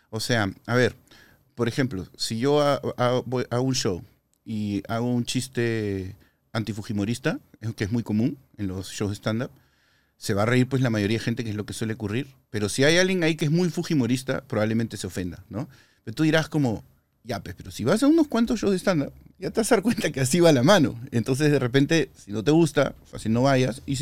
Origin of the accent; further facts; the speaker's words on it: Peru; cuando no me creen que soy peruano, ¿no? A pesar de que soy rojo y blanco como la bandera del Perú